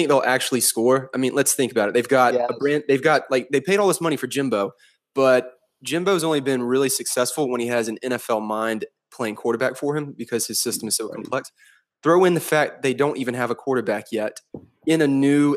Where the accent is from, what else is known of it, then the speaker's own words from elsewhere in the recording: the South, United States; I'm from the South